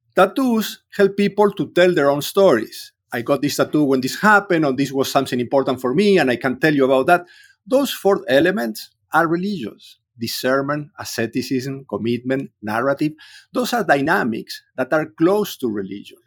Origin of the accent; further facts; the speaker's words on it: Córdoba, Argentina; English is a second language; moved away; I grew up in Cordoba. I was in the middle of Argentina.